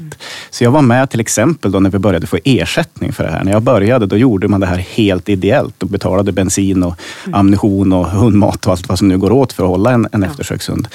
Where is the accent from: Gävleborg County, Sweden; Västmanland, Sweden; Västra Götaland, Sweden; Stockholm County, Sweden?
Gävleborg County, Sweden; Hälsingland; i det jaktlag hemma i Hälsingland där min pappa och min morfar jagade